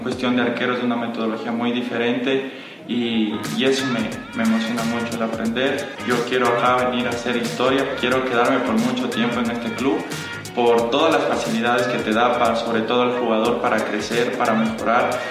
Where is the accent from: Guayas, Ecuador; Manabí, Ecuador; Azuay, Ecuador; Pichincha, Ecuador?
Pichincha, Ecuador; Quito; soy acá de Quito